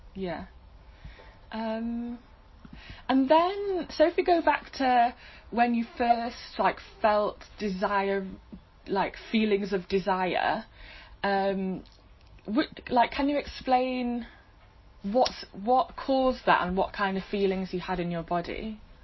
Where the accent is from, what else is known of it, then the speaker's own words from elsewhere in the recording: United Kingdom; even being British